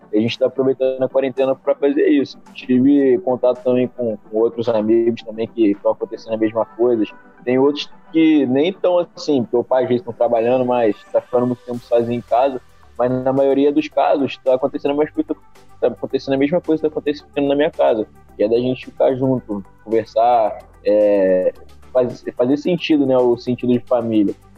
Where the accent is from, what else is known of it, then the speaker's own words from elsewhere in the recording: Volta Redonda, Rio de Janeiro, Brazil; Sou de Volta Redonda, estado do Rio